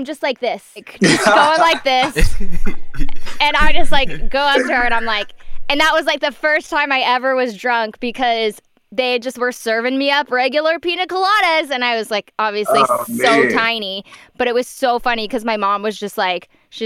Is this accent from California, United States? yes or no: yes; Orange County, California, United States; I grew up down in Orange County